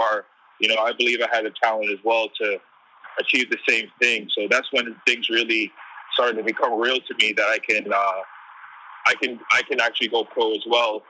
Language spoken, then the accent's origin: English; East Coast, United States; growing up on the East Coast, you don't really get too much opportunities to travel to the West.